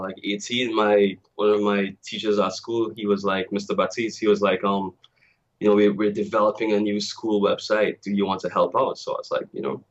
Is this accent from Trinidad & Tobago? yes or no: yes; Tobago, Trinidad & Tobago; I'm originally from Trinidad and Tobago. And for those who don't know, that's a twin island republic. It's the last two islands in the Caribbean chain. We have a population of maybe 1.3 million. And I grew up in Tobago